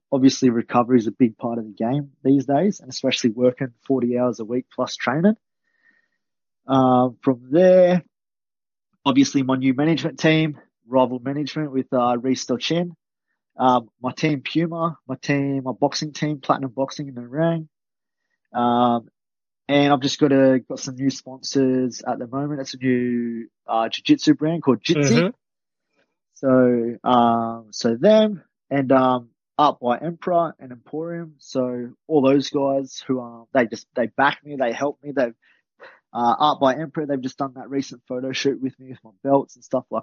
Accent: Australia; I'm from Australia

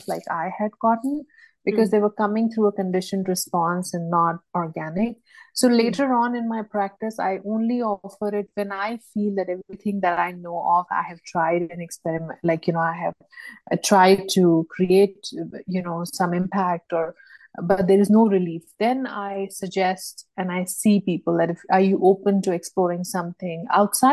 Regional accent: India; moved away; also born or lived in Bangladesh / United States; I am from India

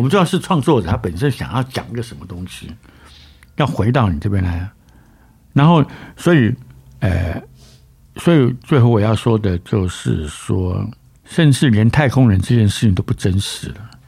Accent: Taiwan; 我们台湾人都在看呐

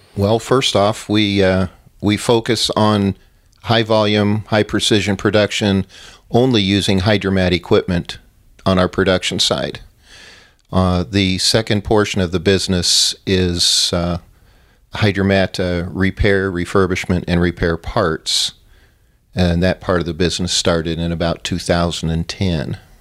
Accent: Arizona, United States; I grew up in Arizona, met my wife here

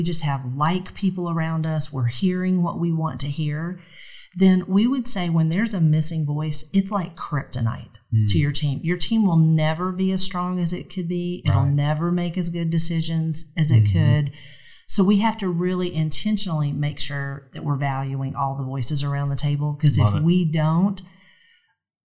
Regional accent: Gainesville, Georgia, United States; also born or lived in Atlanta, Georgia; I grew up in Gainesville, Georgia, which is about an hour north of here

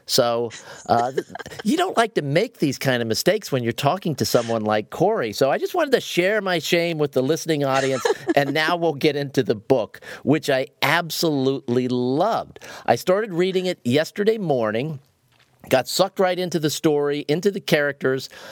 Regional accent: Ohio, United States; I grew up in Ohio. I, I grew up in the Midwest

